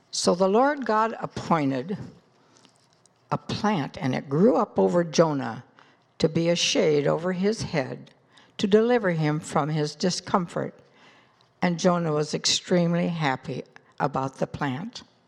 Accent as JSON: {"language": "English", "town": "Des Moines", "region": "Iowa", "country": "United States", "tie": "born or raised there", "said": "I was born in Des Moines, Iowa in nineteen thirty"}